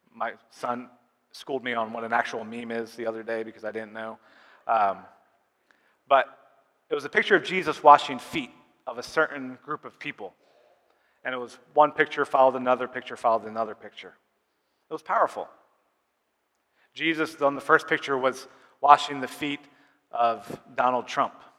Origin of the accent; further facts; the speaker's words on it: United States; also born or lived in Uganda; us Americans, we take a lot of pride in being American